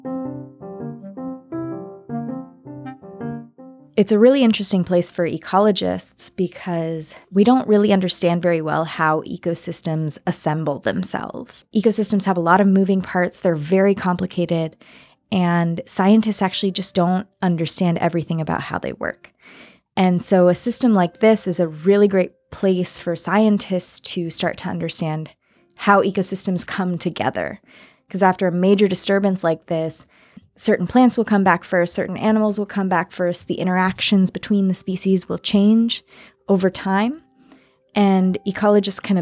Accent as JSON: {"language": "English", "region": "California", "country": "United States", "said": "I am from California"}